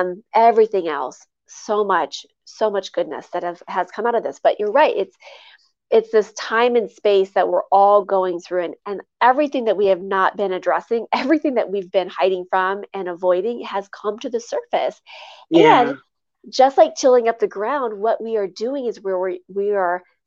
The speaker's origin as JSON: {"language": "English", "region": "Midwest", "country": "United States", "tie": "born or raised there", "said": "I come from the Midwest, and I grew up on in the country."}